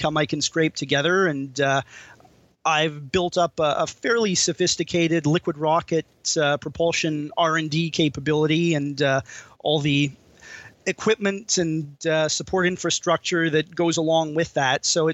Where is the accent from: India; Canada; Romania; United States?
Canada; I guess I'm not quite ready to give up on my home country yet